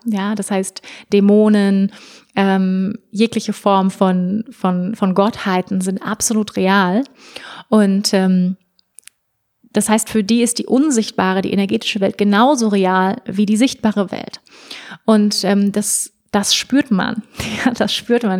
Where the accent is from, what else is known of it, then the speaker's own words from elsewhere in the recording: Germany; bei uns in Deutschland